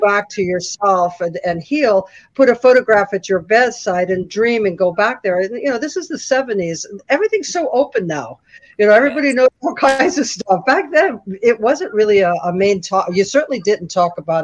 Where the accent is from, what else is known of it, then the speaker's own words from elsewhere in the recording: San Francisco, California, United States; I'm from San Francisco